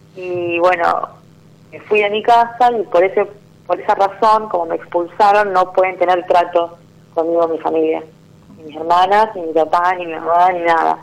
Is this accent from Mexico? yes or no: no; San Gregorio, Santa Fe, Argentina; De San Gregorio, Santa Fe, provincia de Santa Fe.